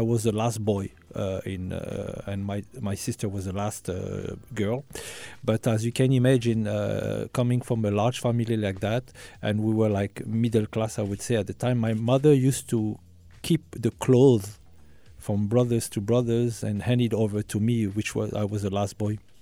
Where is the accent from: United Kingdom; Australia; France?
France; I was born and raised in France, um, uh, from, uh, Algerian parents